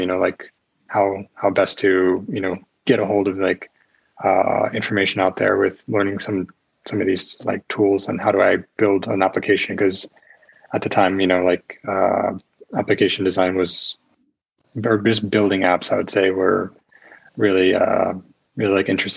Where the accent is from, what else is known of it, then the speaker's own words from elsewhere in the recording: United States; moved away as an adult; now in Czech Republic; I'm an American learning Czech.